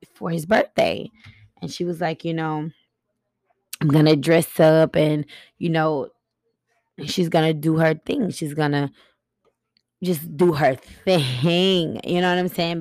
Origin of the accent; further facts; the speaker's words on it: Buffalo, New York, United States; I was raised in Buffalo, New York